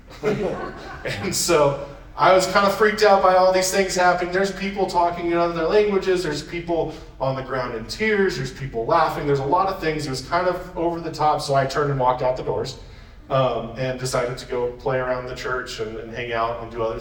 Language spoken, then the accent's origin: English; Yakima, Washington, United States; also born or lived in Spokane; I'm from Yakima